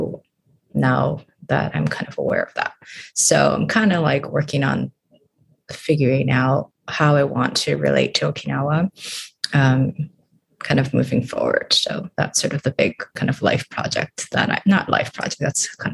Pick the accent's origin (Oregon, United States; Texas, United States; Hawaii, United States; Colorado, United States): Hawaii, United States; Honolulu; moved away as an adult; now in San Diego, United States; I am originally from Honolulu